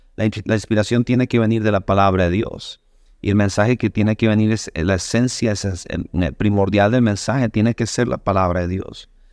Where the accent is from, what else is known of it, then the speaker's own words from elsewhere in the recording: Sonora, Mexico; moved away as an adult; now in Rockford, United States; yo soy de México, originario del estado de Sonora